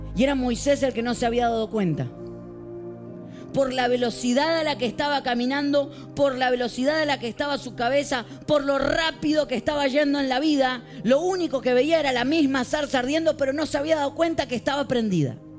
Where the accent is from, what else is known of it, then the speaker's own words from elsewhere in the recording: Morón, Buenos Aires Province, Argentina; Yo vengo de la ciudad de Morón, en Buenos Aires, Argentina